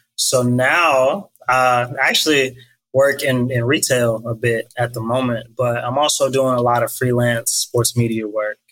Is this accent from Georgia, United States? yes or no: yes; McDonough, Georgia, United States; I'm from McDonough, Georgia. Surprisingly, not a whole lot of people have heard about it but you know, little small town